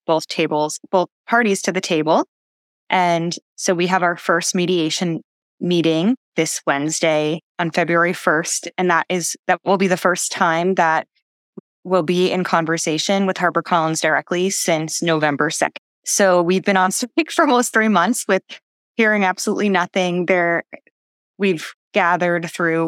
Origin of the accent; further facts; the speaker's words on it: New York City, New York, United States; I grew up in the New York City area. I was able to live at my parents' house